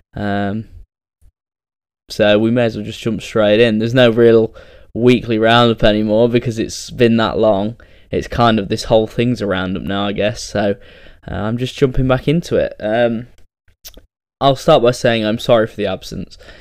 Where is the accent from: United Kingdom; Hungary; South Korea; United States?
United Kingdom; England; probably the only English person cheering that night